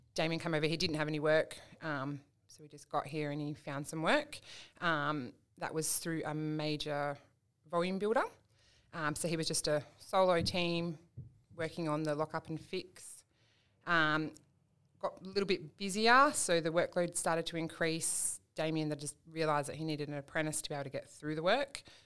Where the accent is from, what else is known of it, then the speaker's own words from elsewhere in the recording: Perth, Western Australia, Australia; moved away as an adult; we're from Perth originally